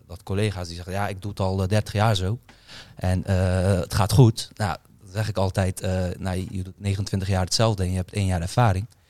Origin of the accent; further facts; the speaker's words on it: Netherlands; Ik ben opgegroeid in Kreuzwijk, eh, geboren in Kreuzwijk.